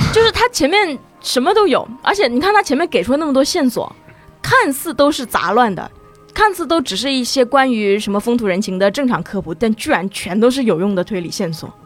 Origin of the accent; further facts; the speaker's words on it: Nanjing, Jiangsu, China; also born or lived in Shanghai; 我出生在南京